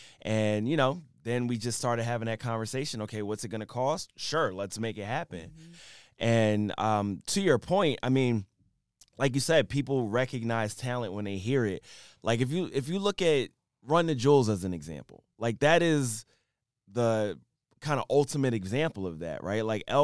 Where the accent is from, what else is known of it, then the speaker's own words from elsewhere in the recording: Philadelphia, Pennsylvania, United States; I'm from Philly.